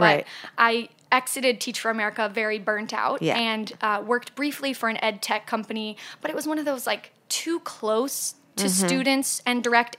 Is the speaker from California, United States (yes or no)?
no; Indianapolis, Indiana, United States; now in New York, United States; I grew up in Indianapolis, Indiana.